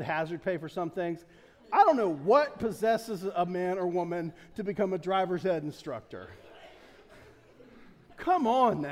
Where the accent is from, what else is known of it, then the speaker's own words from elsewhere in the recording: Delaware, United States; I love Delaware. I'm from Delaware. I'm as Delaware as they get. I mean, we can track it back generations.